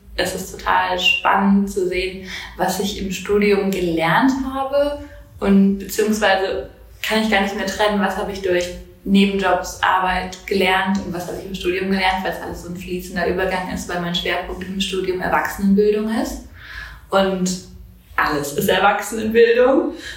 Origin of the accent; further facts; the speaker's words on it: near Siegen, North Rhine-Westphalia, Germany; moved away as an adult; now in Marburg, Germany; Ich komme gebürtig aus der Nähe von Siegen